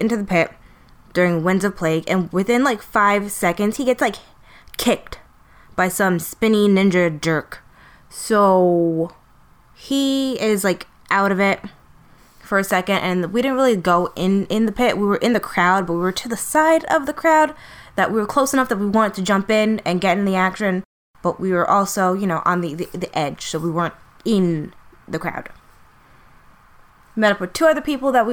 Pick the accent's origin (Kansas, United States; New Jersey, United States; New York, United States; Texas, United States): New York, United States; New York City; we're in New York City. This is my hometown.